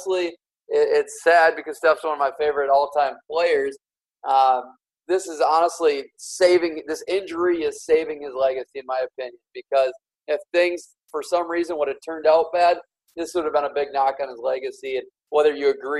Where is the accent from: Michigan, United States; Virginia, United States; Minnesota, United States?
Minnesota, United States; I'm born and raised in Minnesota